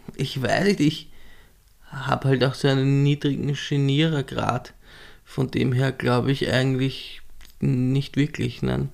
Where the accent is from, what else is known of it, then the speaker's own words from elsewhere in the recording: southern Weinviertel, Lower Austria, Austria; moved away as an adult; also born or lived in Marchfeld; now in Vienna, Austria; im südlichen Weinviertel bin ich mhm. aufgewachsen